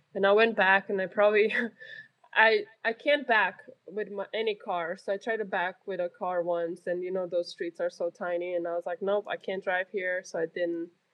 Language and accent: English; Romania; now in South Carolina, United States; I grew up in Romania